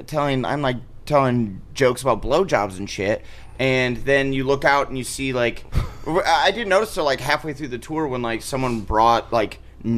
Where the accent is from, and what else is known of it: Omaha, Nebraska, United States; born or raised there